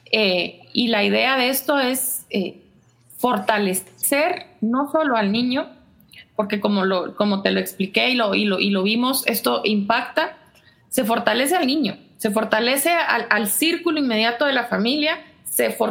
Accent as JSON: {"language": "Spanish", "country": "Guatemala", "said": "Y si ya de por sí eh, somos como somos los chapines"}